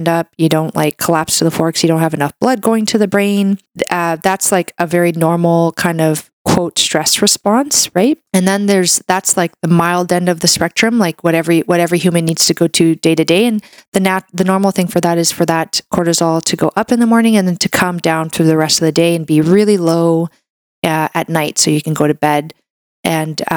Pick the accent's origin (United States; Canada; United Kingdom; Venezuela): Canada; I'm a Canadian medical doctor